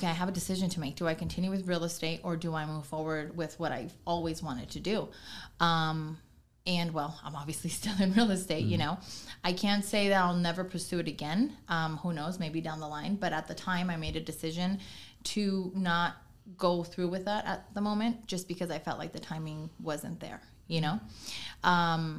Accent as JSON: {"language": "English", "town": "Oxnard", "region": "California", "country": "United States", "tie": "born or raised there", "moved": "as an adult", "lives_now": "Antelope Valley, United States", "said": "I was born and raised in Oxnard."}